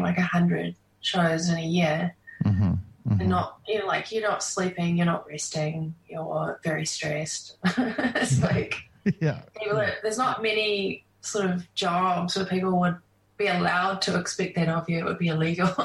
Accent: New Zealand; playing in my home country

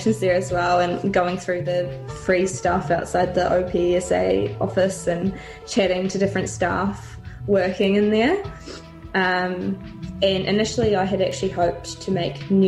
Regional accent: Dunedin, Otago, New Zealand; I'm from Otepoti, Dunedin. I grew up in Anderson's Bay, and I've spent most of my time in Dunedin

